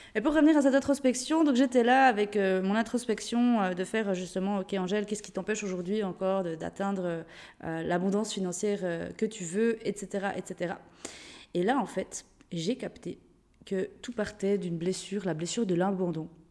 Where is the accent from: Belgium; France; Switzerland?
Switzerland; Jura; moved away; de base je viens de Suisse, du Jura, une, petite, une, petite, région en Suisse. Et c'est vrai que j'ai un bon accent qu'apparemment même avec le voyage, je ne perds pas